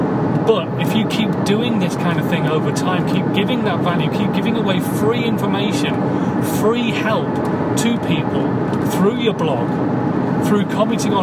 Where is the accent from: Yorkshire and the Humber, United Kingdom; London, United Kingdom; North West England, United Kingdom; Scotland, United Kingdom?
Yorkshire and the Humber, United Kingdom; I'm a Yorkshireman